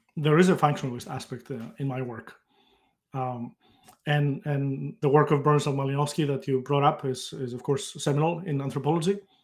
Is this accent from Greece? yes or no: yes; Greece; moved away as an adult; now in United States; I grew up in Greece, uh, at a time just before the internet became, uh, available